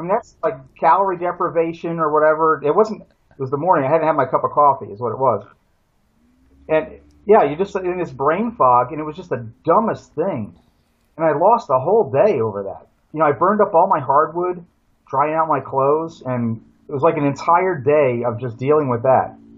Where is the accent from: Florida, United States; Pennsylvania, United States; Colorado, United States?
Pennsylvania, United States; moved away as an adult; also born or lived in Brazil; where I grew up in Pennsylvania, you know, eastern woodlands, Appalachian forest